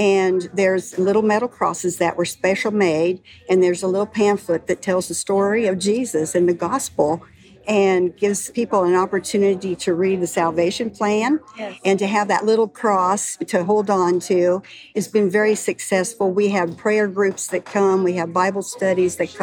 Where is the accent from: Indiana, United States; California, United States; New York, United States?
Indiana, United States; Kokomo; now in Sharpsville, United States; I'm originally from Kokomo. I live in Sharpsville, which is about 10 miles south.